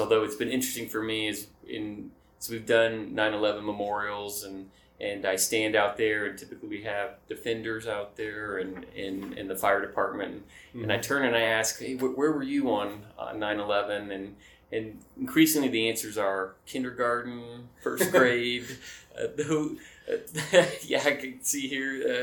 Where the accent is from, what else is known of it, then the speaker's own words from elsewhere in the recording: Dallas, Texas, United States; moved away as an adult; also born or lived in Dover / Boston / England; I grew up in Dallas, Texas, just outside of Dallas